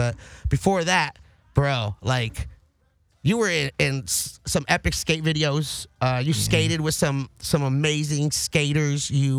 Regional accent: Los Angeles, California, United States; growing up in the Valley and being from the 818

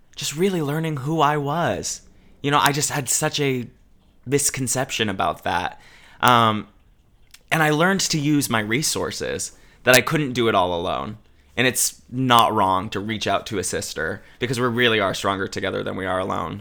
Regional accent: Albany, Oregon, United States; growing up in Oregon

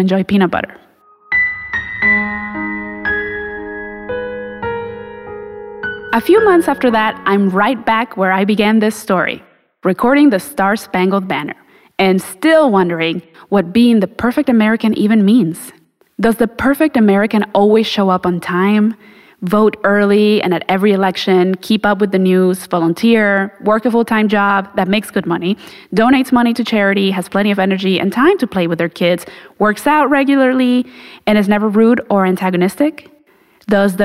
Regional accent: Mexico; now in United States; the longer I live here in the United States, the more disconnected I feel from Mexico

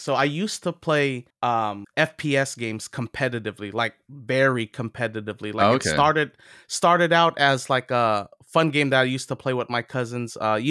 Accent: California, United States; you know, where are you from? And you know, I'm from California.

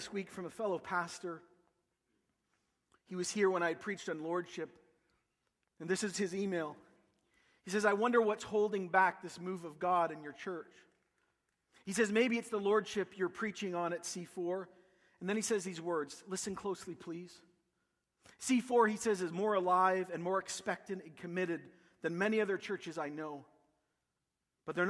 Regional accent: Canada; accent: Canadian

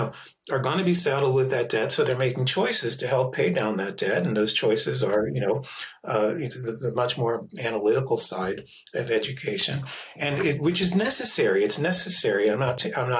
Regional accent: Philadelphia, Pennsylvania, United States; Growing up in Philadelphia in the 1970s in an immigrant community

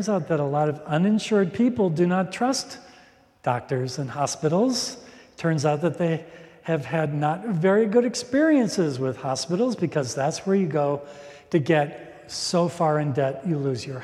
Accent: Minnesota, United States; I'm from Minnesota.

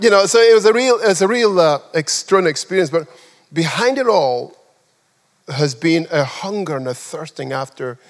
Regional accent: Nigeria; also born or lived in England; now in United Kingdom; I'm a Nigerian

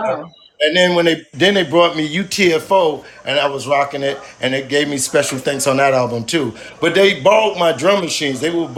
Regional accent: Queens, New York, United States; So, but when we came from Queens, they said, oh, these niggas in Queens is not soft.

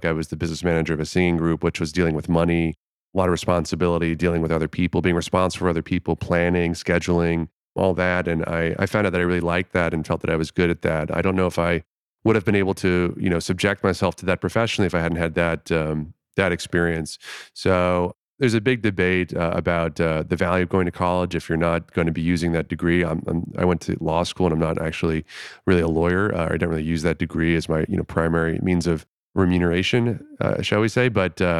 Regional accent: Florida, United States; But in my specific case, I grew up in Florida.

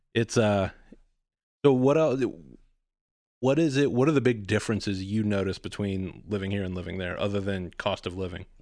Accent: Dallas, Texas, United States; also born or lived in Austin / Philadelphia; I grew up in Dallas

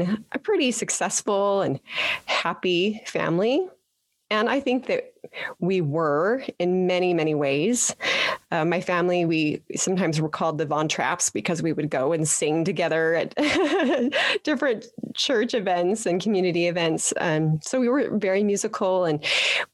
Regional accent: Petersboro, Utah, United States; moved away; I am a Utah girl, born and raised in Petersboro

